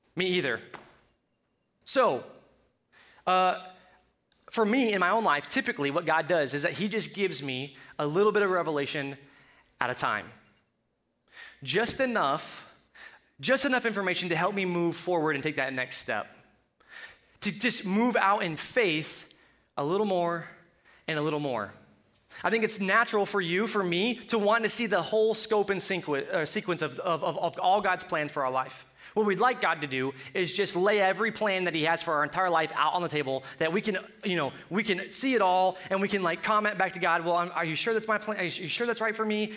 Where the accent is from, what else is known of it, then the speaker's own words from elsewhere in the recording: Colorado, United States; accent: Colorado; My Colorado accent